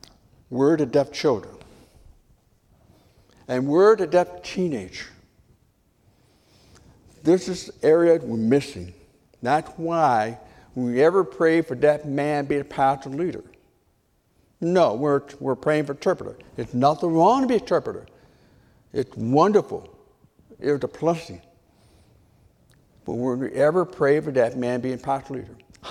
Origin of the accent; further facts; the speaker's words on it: Michigan, United States; also born or lived in Pontiac, Michigan; I'm from Michigan. My mom born in Tennessee, she's in the Hillbillies, I'm a Yankee. And so she in Detroit and I'm a Pontiac.